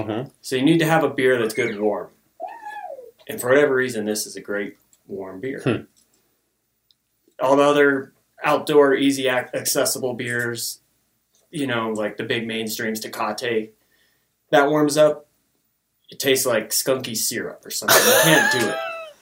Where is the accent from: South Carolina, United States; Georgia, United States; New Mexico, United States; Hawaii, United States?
New Mexico, United States; Marble being New Mexico, me being New Mexican